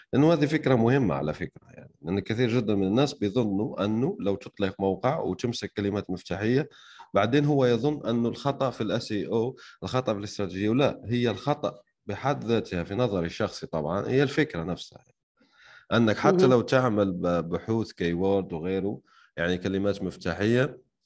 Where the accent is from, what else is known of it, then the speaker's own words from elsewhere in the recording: Algeria; أنا شخصياً يعني من الجزائر